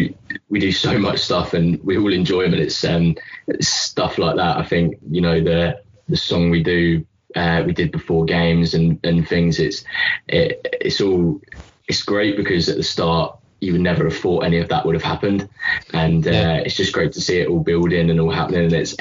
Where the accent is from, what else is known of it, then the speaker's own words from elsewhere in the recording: England, United Kingdom; now in Larne, United Kingdom; I think I came from England and I've lived in Larne now for 2-3 years